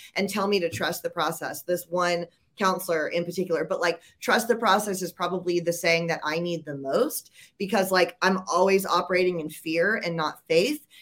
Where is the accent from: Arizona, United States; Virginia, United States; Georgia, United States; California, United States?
Georgia, United States; moved away; I'm actually from Georgia originally